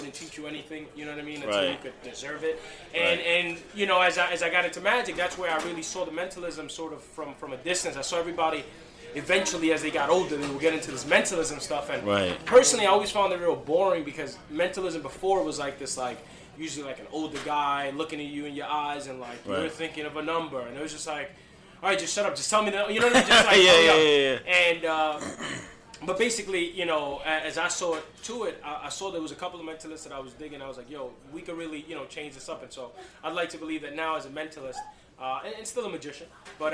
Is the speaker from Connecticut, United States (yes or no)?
no; New York City, New York, United States; born and raised in Brooklyn